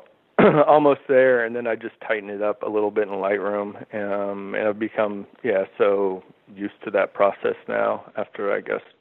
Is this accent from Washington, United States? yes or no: no; Houston, Texas, United States; now in Brooklyn, United States; I grew up in a suburb of Houston, Texas